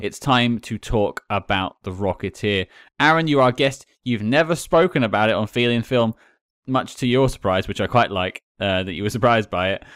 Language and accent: English; United Kingdom; I'm British